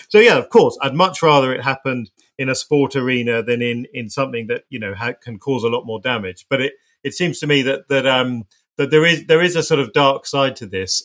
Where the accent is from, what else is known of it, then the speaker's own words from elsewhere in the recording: United Kingdom; as a British person, you can go anywhere in the world